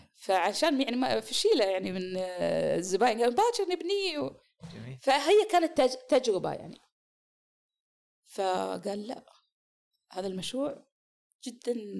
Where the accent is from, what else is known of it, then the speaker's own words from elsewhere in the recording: Kuwait; moved away as an adult; now in Eastern Province, Saudi Arabia; انا والدتي من الكويت